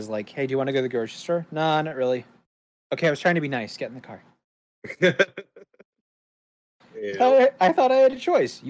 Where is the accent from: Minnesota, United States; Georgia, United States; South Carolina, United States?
Minnesota, United States; accent: Midwesterner; moved away; So I actually was born in Minnesota.